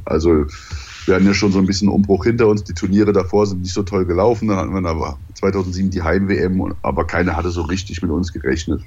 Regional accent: Mainz, Rhineland-Palatinate, Germany; also born or lived in Daun; now in Hamburg, Germany; Also bin ich dann quasi in der Mainzer Gegend groß geworden, bis ich dann irgendwann nach Hamburg gegangen bin

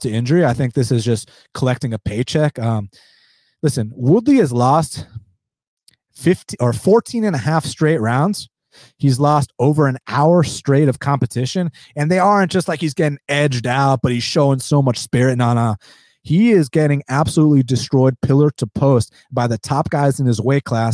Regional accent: United States; I was born in the United States, but I am first generation American

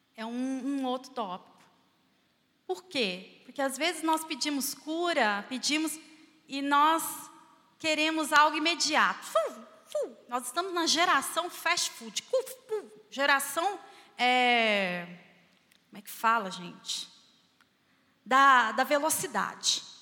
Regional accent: Barbacena, Minas Gerais, Brazil; quando eu era criança lá em Barbacena

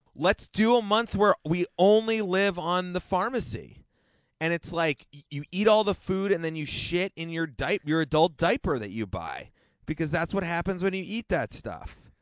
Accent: Hanover, New Hampshire, United States; moved away; I am back in my hometown

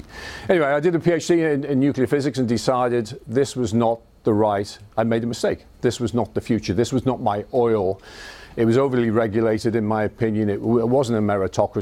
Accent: Liverpool, North West England, United Kingdom; accent: Scouse; This is a Scouse accent. I was born in Liverpool. And brought up in Liverpool in a council house

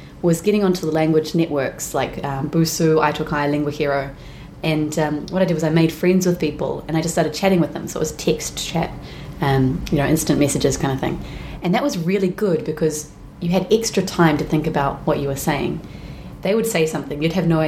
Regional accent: New Zealand; I'm from New Zealand

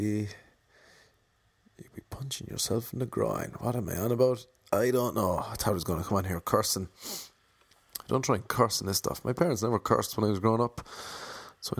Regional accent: Ireland; I'm Irish.

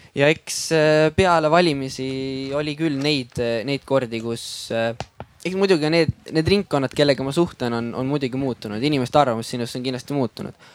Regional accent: Väätsa, Järva County, Estonia; tegelikult ma olen pärit äh, siitsamalt äh, Väätsalt

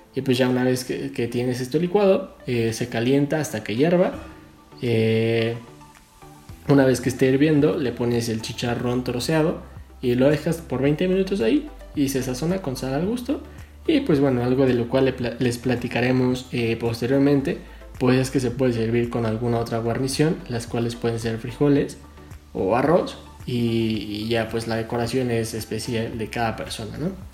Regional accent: Mexico

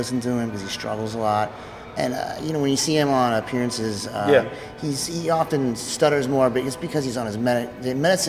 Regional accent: Edmonton, Alberta, Canada; now in New York, United States; I live in New York mostly, but I'm from Edmonton, Canada.

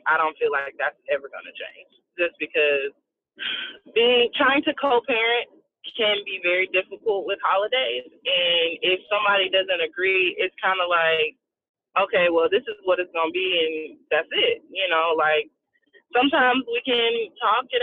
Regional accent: Duncan, South Carolina, United States; I'm from South Carolina, a small town called Duncan, literally like one street.

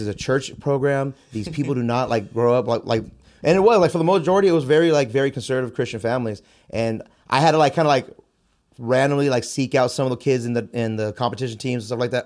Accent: San Jose, California, United States; I was born and raised in San Jose. Uh, I grew up on the South Side

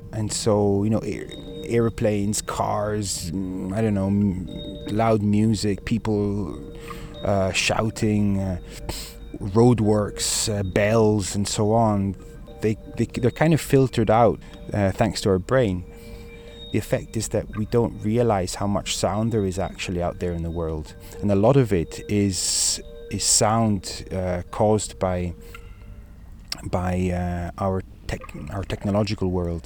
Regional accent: Ticino, Switzerland; also born or lived in Scotland; I'm half Scottish, I'm half Swiss, and I've lived most of my life in Ticino.

